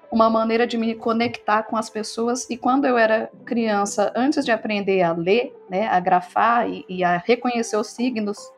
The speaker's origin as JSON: {"language": "Portuguese", "town": "São Bernardo do Campo", "region": "São Paulo", "country": "Brazil", "tie": "born or raised there", "said": "Eu nasci em São Paulo, mas eu sempre morei em São Bernardo do Campo, né, aqui no ABC Paulista"}